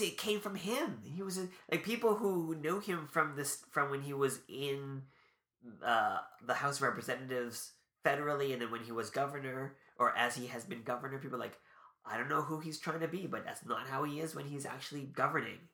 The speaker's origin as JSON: {"language": "English", "country": "Canada", "said": "we're Canadian"}